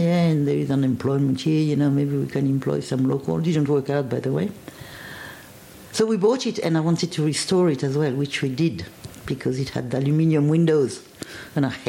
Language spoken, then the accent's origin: English; Côte d’Ivoire; English is a second language; moved away as an adult; also born or lived in France / London / Switzerland / West Berlin; now in Armidale, Australia; My family is from around Paris originally, but I grew up in West Africa